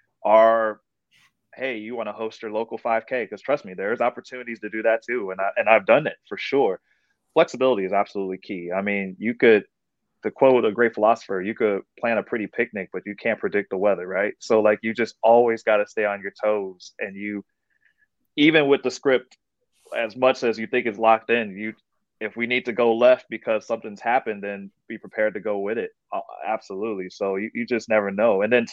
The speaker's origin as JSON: {"language": "English", "town": "San Francisco", "region": "California", "country": "United States", "moved": "as an adult", "lives_now": "New Orleans, United States", "said": "I was hosting back on the West Coast. I'm originally from San Francisco. So made the move here"}